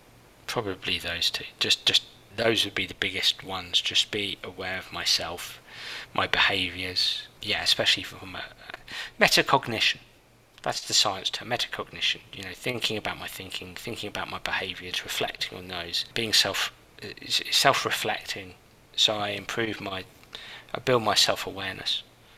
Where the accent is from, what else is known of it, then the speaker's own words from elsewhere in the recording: England, United Kingdom; I'm an Englishman, yeah.